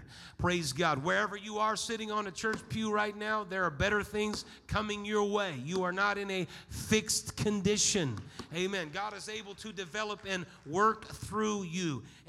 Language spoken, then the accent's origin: English; Ireland; Well, I'm Irish. That's what we do. We get mad.